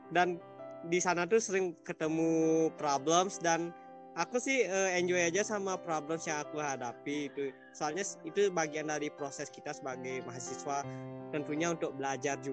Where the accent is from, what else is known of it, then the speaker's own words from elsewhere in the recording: Kayu Putih, Bali, Indonesia; Asal aku dari Desa Kayu Putih, uh, dekat daerah wisata Lovina.